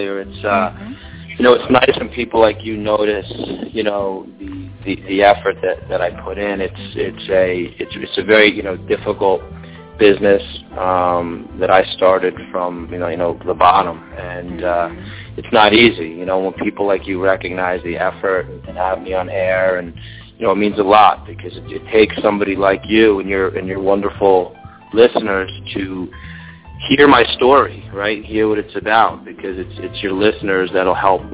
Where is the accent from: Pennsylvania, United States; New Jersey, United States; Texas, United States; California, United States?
New Jersey, United States; now in Miami, United States; I was a Jewish kid from New Jersey.